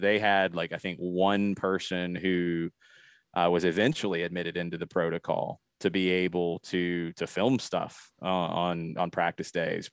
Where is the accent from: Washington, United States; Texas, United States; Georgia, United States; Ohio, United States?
Georgia, United States; Atlanta; I grew up playing in the Atlanta area.